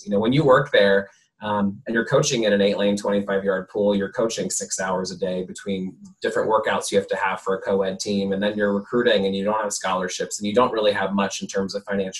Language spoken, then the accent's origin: English; Hershey, Pennsylvania, United States; I grew up in Hershey, Pennsylvania.